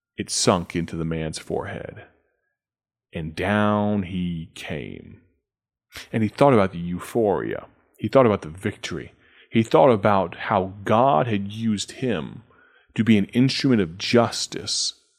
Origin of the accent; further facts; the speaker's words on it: United States; our nation, our country, our economy, our political system